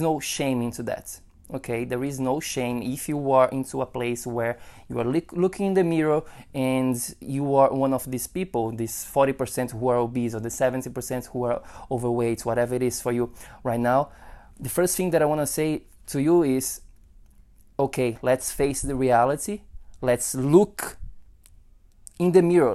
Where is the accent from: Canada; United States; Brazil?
Brazil; moved away; I am from Brazil